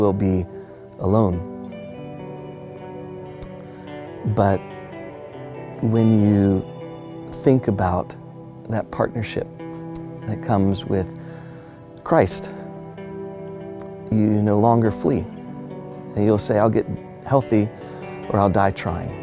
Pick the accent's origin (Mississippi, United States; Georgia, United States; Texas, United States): Texas, United States; Houston; I grew up in Houston, Texas, in an age and time, late 1970s, early 1980s